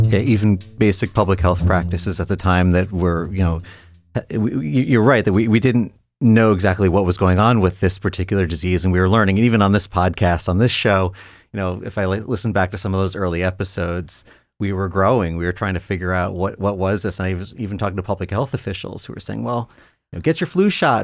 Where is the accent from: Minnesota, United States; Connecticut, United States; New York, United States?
New York, United States; now in Ohio, United States; I'm a New Yorker